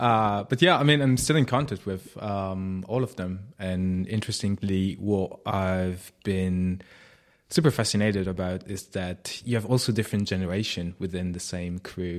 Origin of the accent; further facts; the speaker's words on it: Piedmont, Italy; moved away; I grew up in Italy.